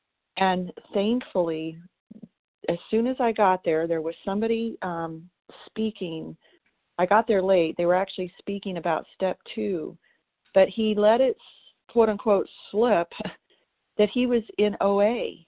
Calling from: Tennessee, United States; Today I'm calling you from Tennessee.

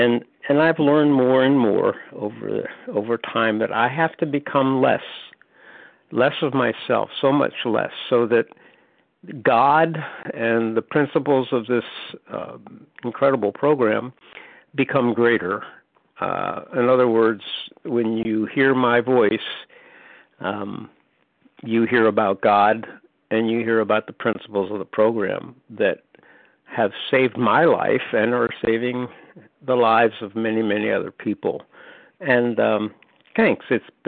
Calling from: North Carolina, United States; This is …, recovered compulsive eater from North Carolina.

